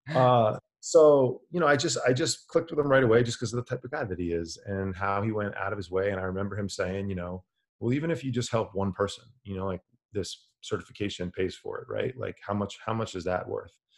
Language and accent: English; New York City area, New Jersey, United States; I'm from the New York City area, New Jersey